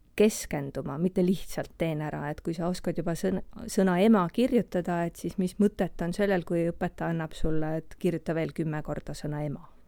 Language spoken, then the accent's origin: Estonian; Elva, Tartu County, Estonia; moved away as an adult; now in Tartu, Estonia; Elvas sündinud ja kasvanud Elvas ka koolis käinud